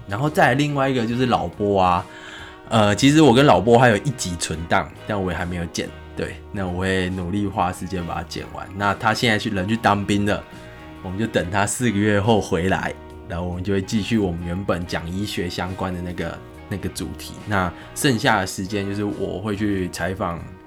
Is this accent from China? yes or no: no; Tainan, Taiwan; 我是台南人嘛